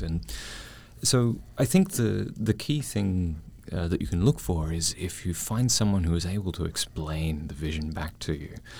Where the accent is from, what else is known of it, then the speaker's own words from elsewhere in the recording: Melbourne, Victoria, Australia; now in Taiwan; I'm Australian Taiwanese